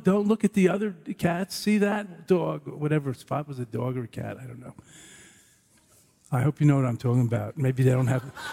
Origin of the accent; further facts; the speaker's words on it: New York City, New York, United States; I'm from Brooklyn